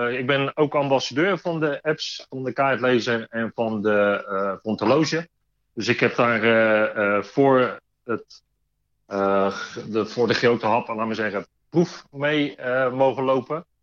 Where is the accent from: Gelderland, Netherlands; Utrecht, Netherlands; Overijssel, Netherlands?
Gelderland, Netherlands; Arnhem; born there; now in Rotterdam, Netherlands; Ja, ik ben geboren Arnhemmer. Maar ik woon de afgelopen 53 eh, jaar woon ik toch al in Rotterdam.